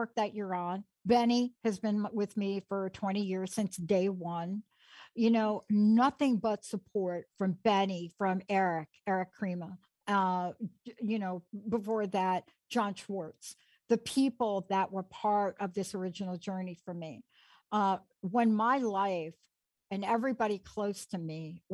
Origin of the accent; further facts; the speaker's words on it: New York City, New York, United States; I grew up in the Bronx.